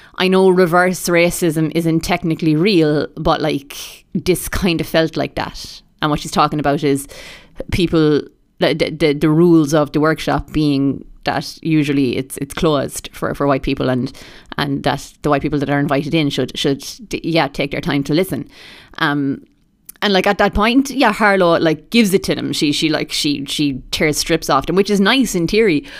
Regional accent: Ireland; being Irish

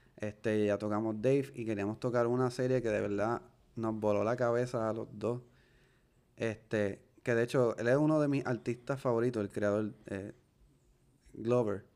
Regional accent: Puerto Rico; nosotros somos puertorriqueños latinos

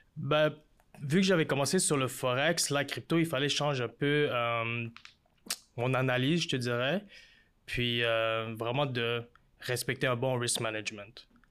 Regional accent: Montreal, Quebec, Canada; je viens de Montréal, je suis d'origine euh, vietnamienne

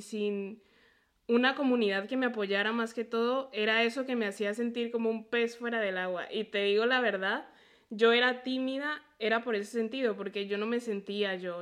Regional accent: a town near Puebla, Mexico; moved away; also born or lived in Colombia; yo crecí en un lugar donde nunca me sentí yo

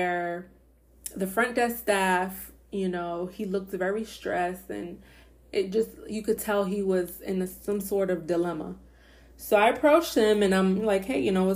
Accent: Boston, Massachusetts, United States; moved away as an adult; now in Florida, United States; I grew up in Boston, Massachusetts, and I moved to Florida in 2013

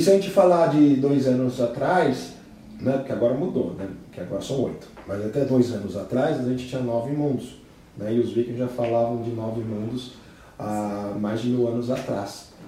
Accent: Brazil; somos brasileiros

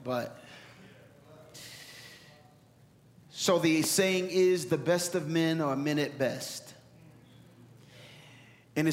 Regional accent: Philadelphia, Pennsylvania, United States; Philly, my hometown

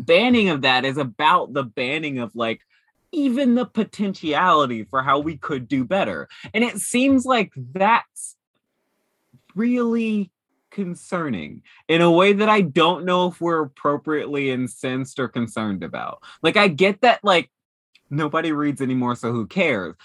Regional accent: Dayton, Ohio, United States; born or raised there; moved away

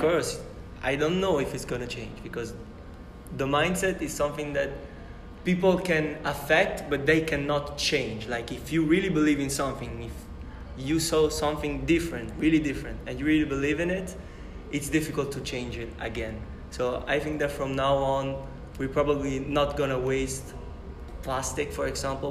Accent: Italy; moved away as an adult; now in Brazil; I'm 21 years old, and I'm from Italy. And I'm here in Brazil for six months

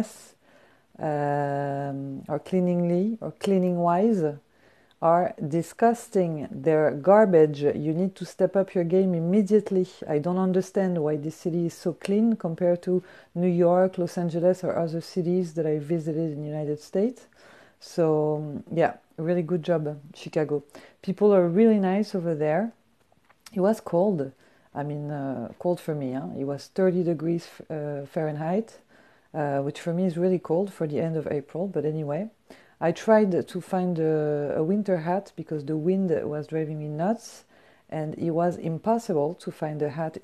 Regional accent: Paris, Île-de-France, France; English is a second language; moved away

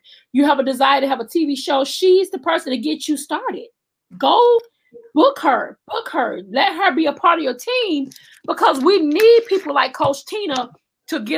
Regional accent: Alabama, United States; I'm from Alabama

